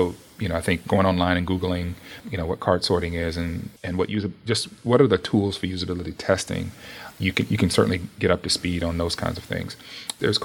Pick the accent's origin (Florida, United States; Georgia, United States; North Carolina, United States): North Carolina, United States; Charlotte; moved away as an adult; also born or lived in Tennessee / Virginia / Cedar Rapids, Iowa; now in Menlo Park, United States; I'm from Charlotte, North Carolina.